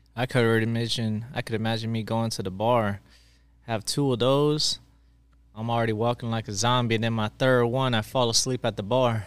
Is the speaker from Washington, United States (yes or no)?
no; Maryland, United States; I'm actually from Maryland